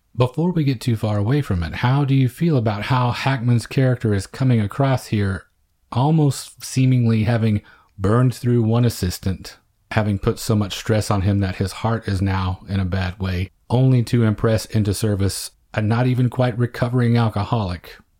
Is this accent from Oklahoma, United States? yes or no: yes; small town Oklahoma, United States; small town Oklahoma, over three decades later, things were not much different in terms of the diversity you encountered. We played against other schools our size in the area